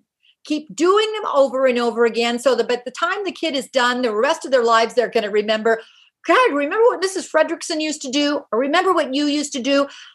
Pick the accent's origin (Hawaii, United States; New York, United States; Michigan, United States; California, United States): California, United States; Silicon Valley; I grew up in Silicon Valley